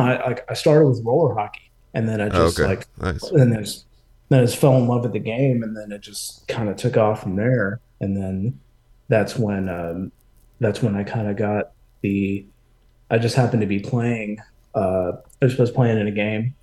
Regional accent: Houston, Texas, United States; moved away as an adult; also born or lived in Austin, Texas / Hyderabad, India (ancestry); now in Atlanta, United States; I'm born and raised in Houston

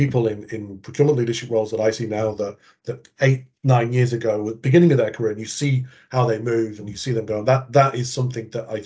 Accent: England, United Kingdom; moved away as an adult; also born or lived in United States; now in Australia; growing up in England and starting my procurement career in England

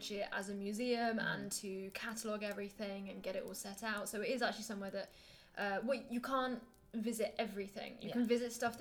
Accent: England, United Kingdom; I'm really English.

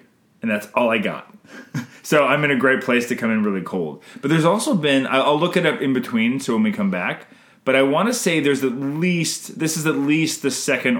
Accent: Canada

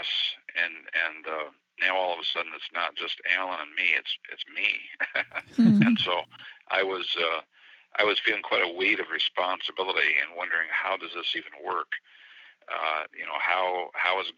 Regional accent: United States; I'm the American

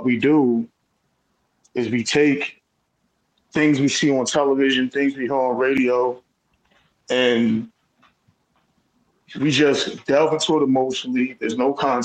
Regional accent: Newark, New Jersey, United States; also born or lived in Essex County, New Jersey; born in Newark, New Jersey, at Israel Hospital, grew up all over Essex County, lived pretty much every northern city in the state

